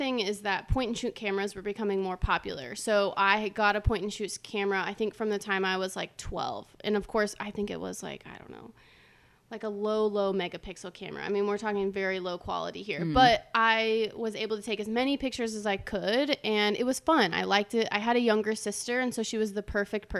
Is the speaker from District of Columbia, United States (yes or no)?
no; Crawfordsville, Indiana, United States; moved away as an adult; now in Texas, United States; I'm from Crawfordsville, Indiana